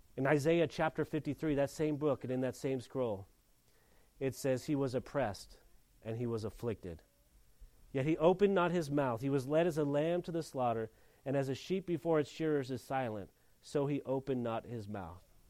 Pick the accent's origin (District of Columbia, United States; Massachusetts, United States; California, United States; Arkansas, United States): California, United States; Mission Hills; i come from Mission Hills, California